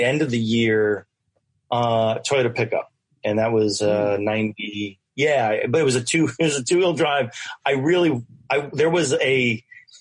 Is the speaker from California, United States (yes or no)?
no; Westchester, New York, United States; I didn't live in the city. So, I mean, I grew up in Westchester